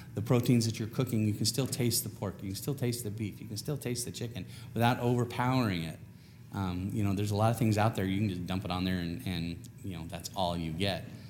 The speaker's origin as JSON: {"language": "English", "region": "California", "country": "United States", "said": "I'm from California"}